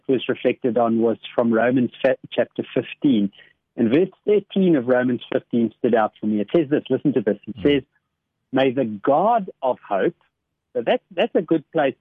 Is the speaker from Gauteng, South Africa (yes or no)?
yes; Boksburg, Gauteng, South Africa; I grew up in Boksburg